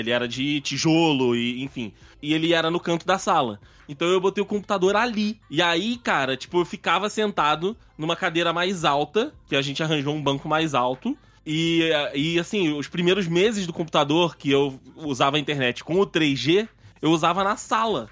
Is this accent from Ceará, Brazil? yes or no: no; Rio de Janeiro, Brazil; quando eu era menor, quando eu era garoto, é, no Rio